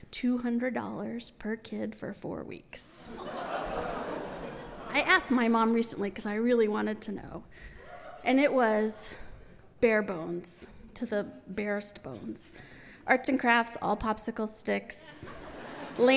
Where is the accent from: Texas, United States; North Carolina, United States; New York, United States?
New York, United States; New York City; I grew up in New York City